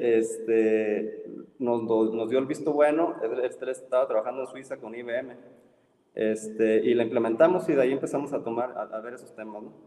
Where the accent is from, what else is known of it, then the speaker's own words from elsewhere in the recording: Ensenada, Baja California, Mexico; moved away as an adult; also born or lived in Mexico City; now in Monterrey, Mexico; me fui de una ciudad de 500 mil habitantes a una de 25 millones